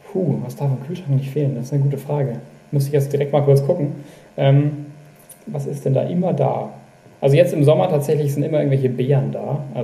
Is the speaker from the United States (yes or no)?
no; Bavaria, Germany; now in Bremen, Germany; ich bin aufgewachsen tatsächlich in Oberbayern, auch wenn man es vielleicht jetzt direkt gerade nicht hört.